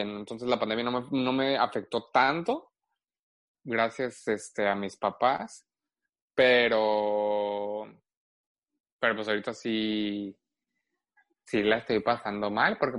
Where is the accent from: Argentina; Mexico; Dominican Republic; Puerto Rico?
Mexico; Guadalajara, Jalisco; Pero yo soy de Guadalajara, orgullosamente